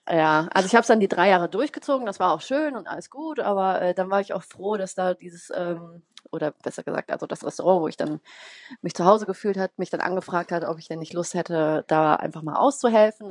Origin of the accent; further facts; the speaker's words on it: Bonn, North Rhine-Westphalia, Germany; wohne in Bonn, bin auch gebürtige Bonnerin